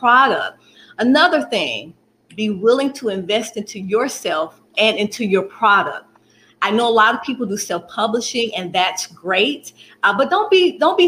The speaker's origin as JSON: {"language": "English", "town": "Birmingham", "region": "Alabama", "country": "United States", "tie": "born or raised there", "said": "I'm in Birmingham, Alabama, born and raised Birmingham, Alabama"}